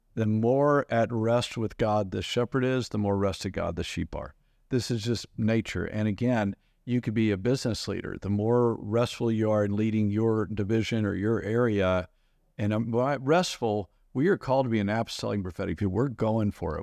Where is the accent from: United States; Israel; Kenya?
United States; As an American